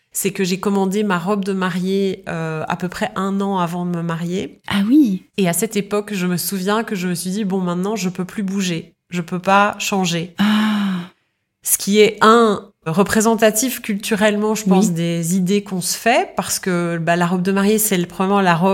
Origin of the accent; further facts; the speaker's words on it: Belgium; moved away as an adult; now in London, United Kingdom; moi j'ai grandi en Belgique jusqu'à 25 ans. Et à 25 ans, euh, je quitte la Belgique pour aller vivre dans un autre pays.